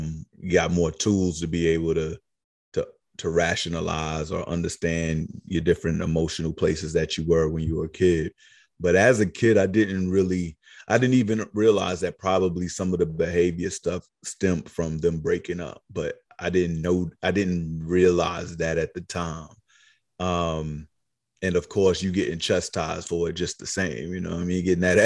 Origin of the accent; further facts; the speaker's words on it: New York City, New York, United States; also born or lived in Queens, New York / Far Rockaway / South Carolina; I was born in Queens. I grew up in Harlem. I spent some time in South Carolina